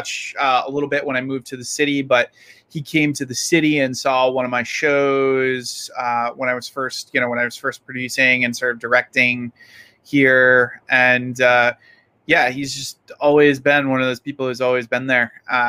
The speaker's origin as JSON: {"language": "English", "region": "Rhode Island", "country": "United States", "tie": "born or raised there", "moved": "as an adult", "said": "But we grew up together in Rhode Island."}